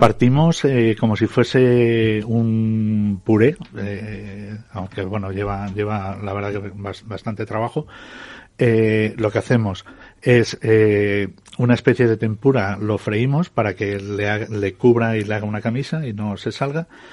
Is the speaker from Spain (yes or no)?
yes; Fuentidueña de Tajo, Community of Madrid, Spain; mi pueblo de Fuente Doña de Tajo